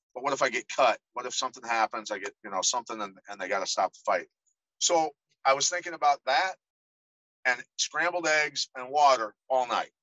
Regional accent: Iowa, United States; I grew up in Iowa

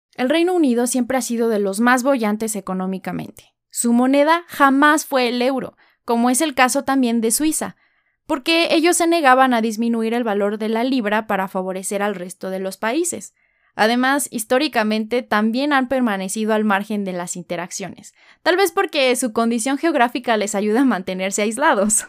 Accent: Mexico

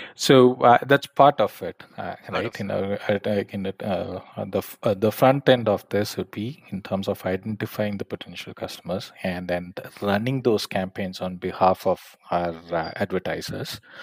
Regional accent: Coimbatore, Tamil Nadu, India; moved away as an adult; also born or lived in Arizona, United States / California, United States / London, United Kingdom; I'm essentially from Coimbatore, so Tamil Nadu, so born and brought up there

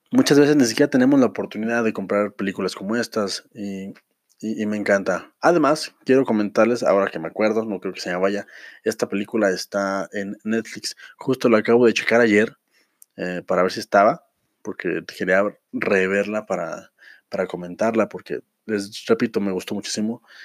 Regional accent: Mexico; nosotros que somos mexicanos, que estamos en la República Mexicana

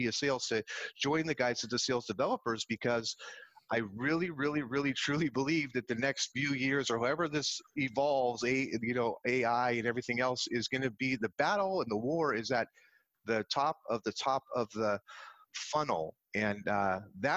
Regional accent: San Jose, California, United States; I grew up in the Bay Area. I was born in San Jose Hospital

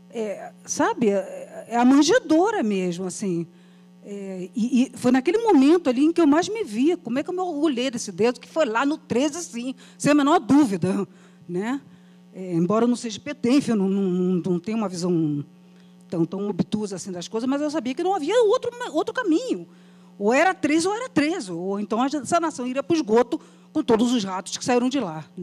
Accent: Brazil; E eu, enquanto brasileira, professora, 40 anos dentro né, do magistério

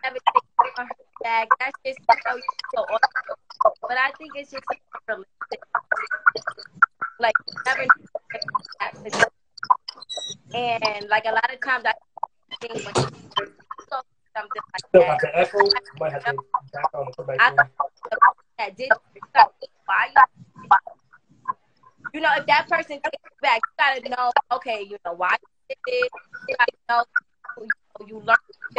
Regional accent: New York, United States; I'm from New York

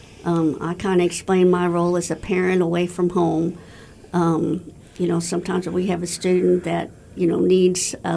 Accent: Warrensburg, Missouri, United States; I was born in Warrensburg. I live in Warrensburg. I went to college in Warrensburg.

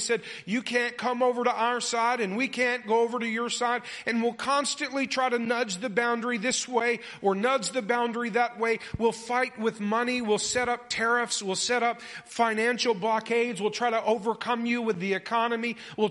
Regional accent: North Carolina near Camp Lejeune, United States; I grew up in North Carolina near Camp Lejeune, Marine military base, 30 minutes from my house

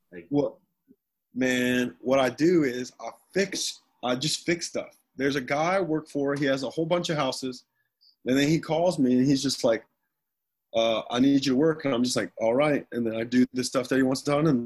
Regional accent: Bucyrus, Ohio, United States; So, so what's your hometown? Bucyrus, Ohio.

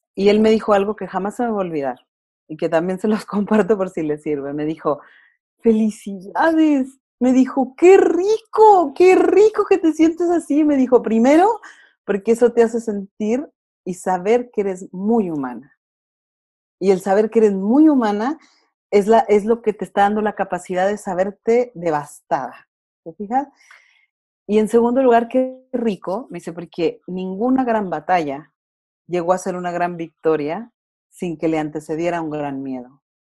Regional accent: Durango, Mexico; moved away as an adult; now in Chile; yo soy mexicana, soy de Durango, pero tengo ocho años residiendo en Chile

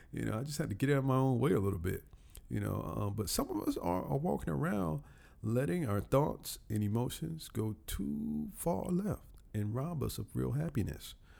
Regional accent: Columbus, Georgia, United States; moved away as an adult; now in Atlanta, United States; my hometown, Columbus, Georgia

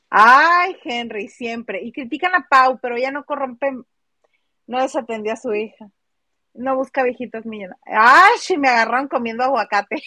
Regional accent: Mexico; nuestras historias deberían de estar representadas por gente que se ve como mexicano, no como europeo

